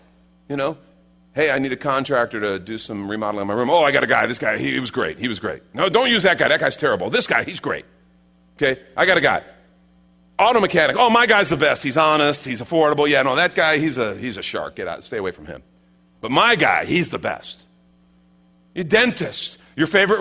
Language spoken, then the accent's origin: English; Chicago, Illinois, United States; I grew up in Chicago, right? You know, I didn't grow up in the Bible Belt